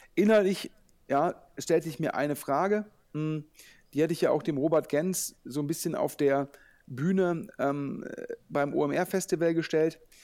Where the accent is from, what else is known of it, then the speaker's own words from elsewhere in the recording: Düsseldorf, North Rhine-Westphalia, Germany; als Düsseldorfer